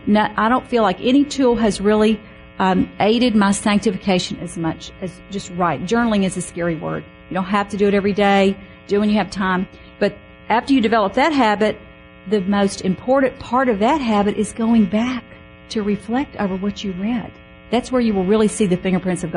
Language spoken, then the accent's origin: English; Mississippi, United States; I grew up Baptist in Mississippi